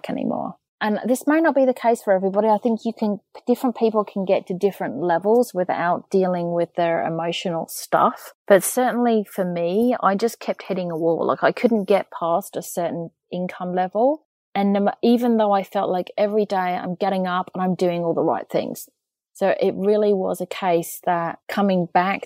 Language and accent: English; England, United Kingdom; I'm English